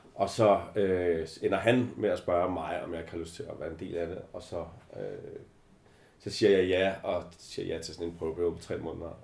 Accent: Albertslund, Capital Region of Denmark, Denmark; Jeg er øh, simpelthen født i Albertslund

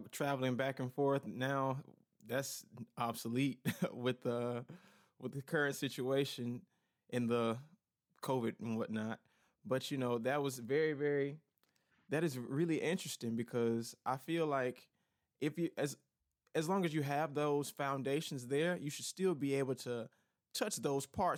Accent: Georgia, United States; in my home state of Georgia

